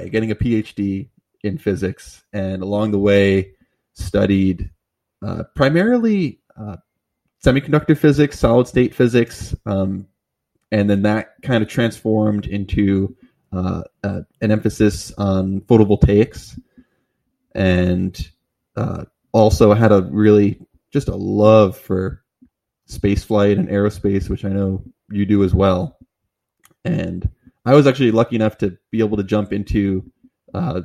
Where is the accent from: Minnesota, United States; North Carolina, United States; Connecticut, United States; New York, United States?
New York, United States; moved away; also born or lived in Florida; I'm from New York originally